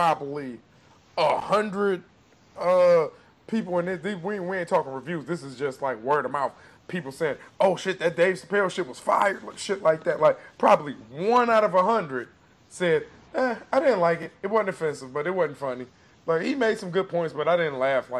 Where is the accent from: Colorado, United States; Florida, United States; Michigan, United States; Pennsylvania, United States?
Michigan, United States; Detroit; I'm from Detroit. I'm from the East Side. I'm from the hood.